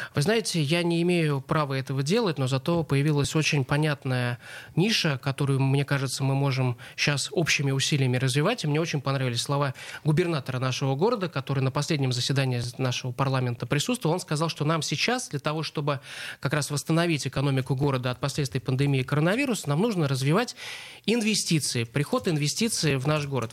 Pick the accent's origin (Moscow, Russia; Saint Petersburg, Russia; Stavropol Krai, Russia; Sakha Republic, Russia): Saint Petersburg, Russia; мы, как петербуржцы, говорим, мы не только культурные, но мы и образовательная столица